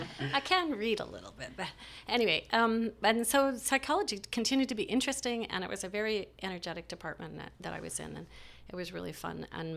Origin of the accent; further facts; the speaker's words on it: Montreal, Quebec, Canada; born there; So, and I was born in Montreal.